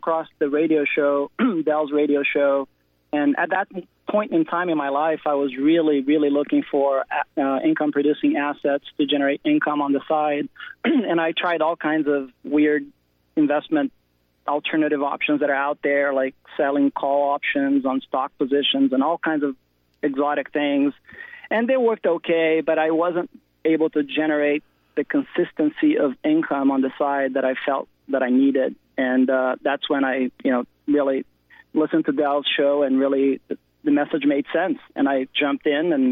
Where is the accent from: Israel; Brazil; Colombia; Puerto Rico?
Brazil; moved away as an adult; also born or lived in California; now in United States; I was born in Brazil, South America. I grew up there. I moved to the States in the late 80s for school